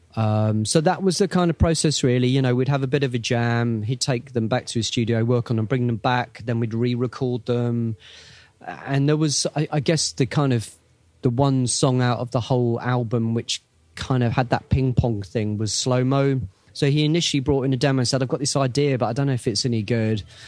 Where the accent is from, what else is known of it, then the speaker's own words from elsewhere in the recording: England, United Kingdom; we're from England